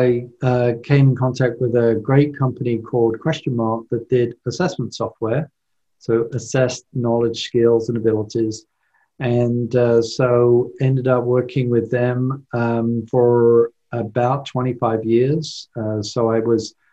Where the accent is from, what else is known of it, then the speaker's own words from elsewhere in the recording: London, United Kingdom; moved away as an adult; now in United States; I was born and raised in London, England